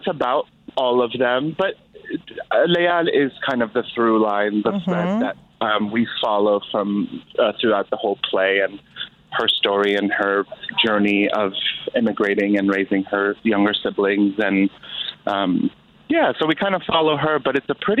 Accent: Skokie, Illinois, United States; moved away as an adult; also born or lived in Chicago / Iraq; now in Los Angeles, United States; I grew up in Skokie, Illinois, and then I lived in the city for about 6 years before my partner and I moved to Los Angeles about a year ago

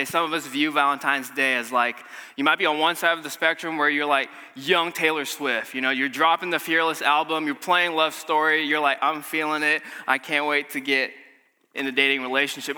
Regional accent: Malaysia; moved away; I'm from Malaysia

